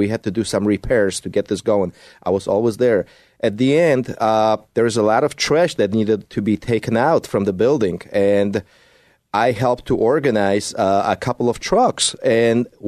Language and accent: English; Poland; moved away; I speak Polish. Mówię po polsku. I was born in Poland.